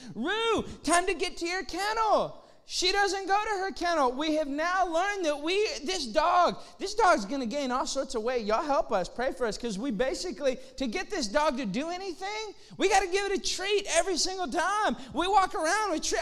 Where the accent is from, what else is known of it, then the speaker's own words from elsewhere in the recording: Austin, Texas, United States; moved away as an adult; also born or lived in Lafayette, Louisiana; now in McKinney, United States; I'm from Austin.